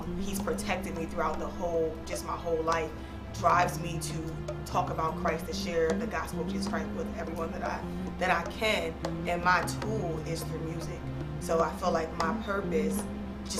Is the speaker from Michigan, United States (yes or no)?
no; Philadelphia, Pennsylvania, United States; I grew up in Philadelphia foster care system.